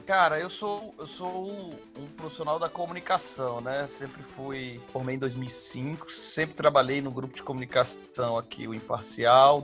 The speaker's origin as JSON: {"language": "Portuguese", "region": "Maranhão", "country": "Brazil", "said": "Quando a gente é maranhense, que vem de um estado onde a gente tem uma, uma, uma estrutura política, social, um pouco diferente"}